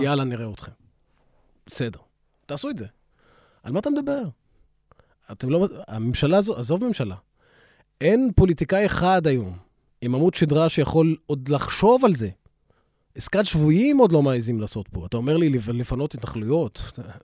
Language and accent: Hebrew; Israel; אני עוד ערבי, הפלסטיני, אזרח מדינת ישראל